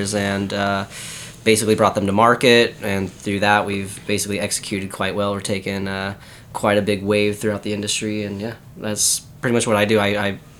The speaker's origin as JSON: {"language": "English", "region": "California", "country": "United States", "said": "I'm from California."}